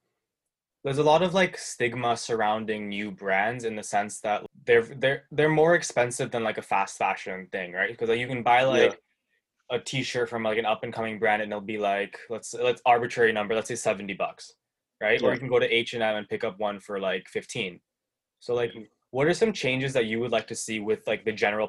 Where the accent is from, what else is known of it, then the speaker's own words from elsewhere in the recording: Toronto, Ontario, Canada; I'm from Toronto